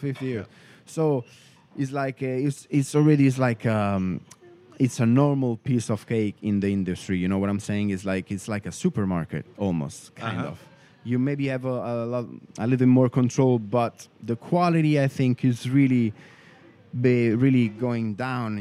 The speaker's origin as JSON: {"language": "English", "area": "Rome area", "region": "Lazio", "country": "Italy", "tie": "born or raised there", "said": "born in Italy, in Rome, and uh, I grew up, um, you know, like um, 40 kilometers outside uh, from the from the city"}